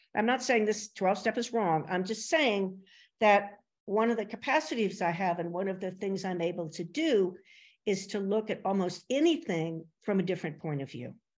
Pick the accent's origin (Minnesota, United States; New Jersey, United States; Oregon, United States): New Jersey, United States; Princeton; I grew up in Princeton, New Jersey